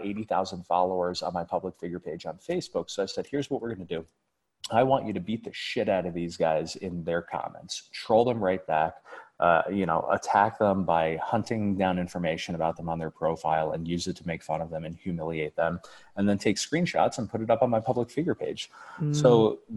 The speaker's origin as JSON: {"language": "English", "country": "United States", "said": "I'm an American"}